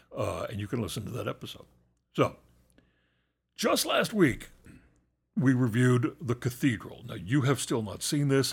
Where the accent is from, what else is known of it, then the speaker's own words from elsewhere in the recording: United States; an American